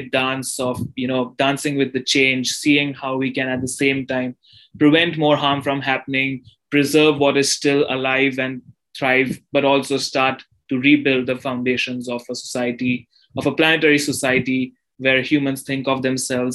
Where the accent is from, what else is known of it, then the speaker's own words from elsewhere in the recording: India; growing up in India